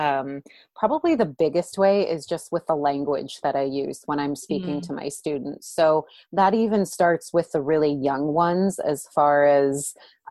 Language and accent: English; California, United States; moved away as an adult; now in upstate New York, United States; I'm from California originally